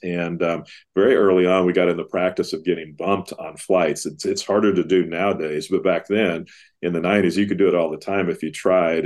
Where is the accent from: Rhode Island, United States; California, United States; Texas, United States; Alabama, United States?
Texas, United States; Dallas; growing up around Dallas Seminary